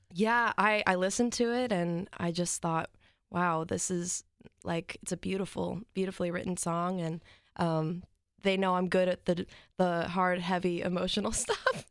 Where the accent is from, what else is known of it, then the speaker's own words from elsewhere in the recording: New Lenox, Illinois, United States; now in Nashville, United States; I'm from New Lenox, Illinois